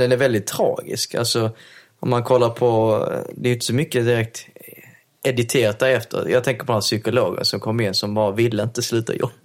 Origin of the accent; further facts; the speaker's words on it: Helsingborg, Skåne, Sweden; jag förstår danska eftersom jag är från Helsingborg